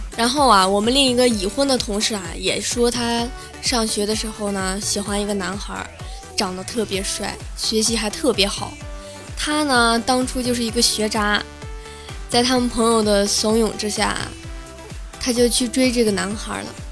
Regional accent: Inner Mongolia, China; moved away; 我的老家是内蒙古的

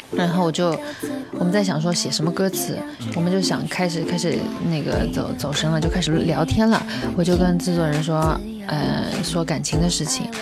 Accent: Shanghai, China; 因为我在上海，我也是上海人

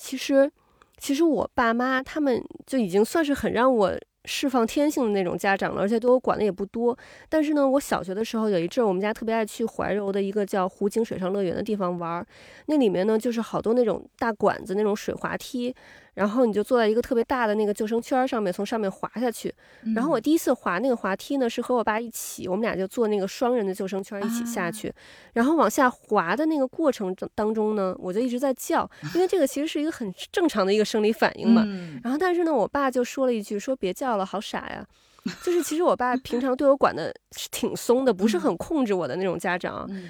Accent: China; 其实我们中国人老说要，比如说宠辱不惊呀

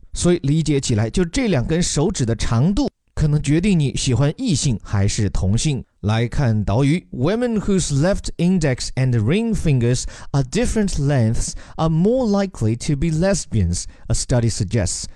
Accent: China

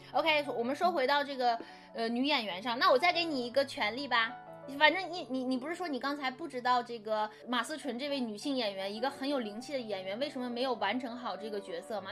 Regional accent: China; 我们中国人是不过复活节

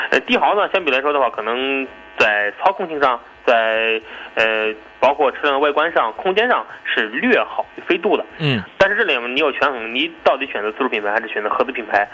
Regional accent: China; 我们中国人

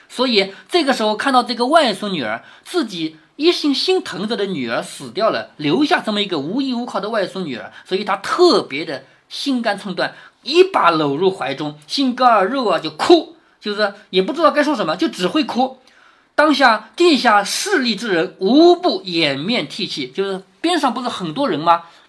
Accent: China; 我们中国人

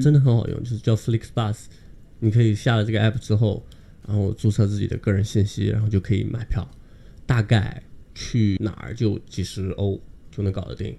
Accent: China; moved away as an adult; now in Bayreuth, Germany; 我们中国人

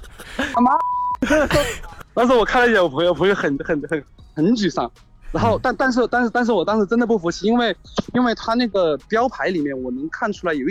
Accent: Hechuan, Chongqing, China; 他说今年你回不回合川，就是我老家

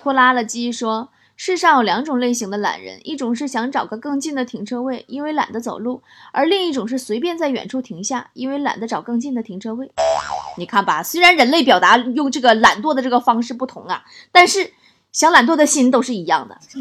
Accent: Shenyang, Liaoning, China; 还是我家乡

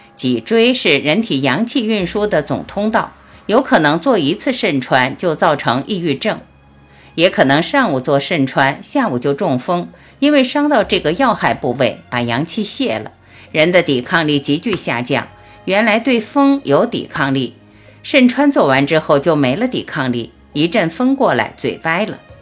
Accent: China; 我们中国人

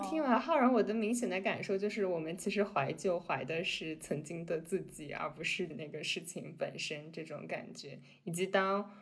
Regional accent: Xinjiang, China; moved away; 我小时候是在新疆长大的

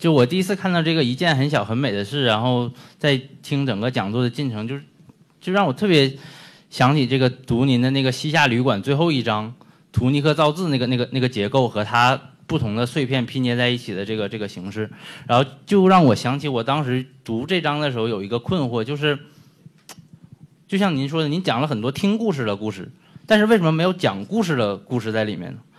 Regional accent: Northeast China, China; now in Hong Kong; 首先就是因为我是一个东北人，所以在这里听一在香港听一个台湾人讲东北的故事，觉得很很魔幻。

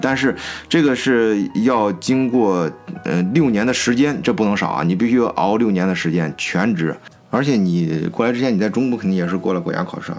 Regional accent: China; 咱中国人

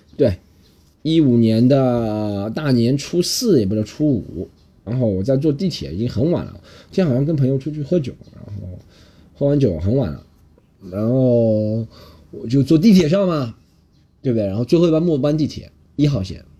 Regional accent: Shanghai, China; 我是个上海人

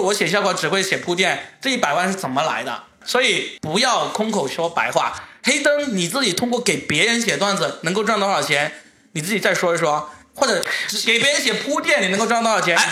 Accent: Guangdong, China; accent: Guangdong (Cantonese-accented Mandarin); 我的广东口音

